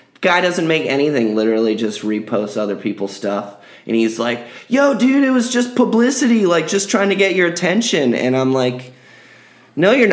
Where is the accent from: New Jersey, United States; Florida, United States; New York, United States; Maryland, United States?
Florida, United States; South; I'm not from Philly, but I'm... South Florida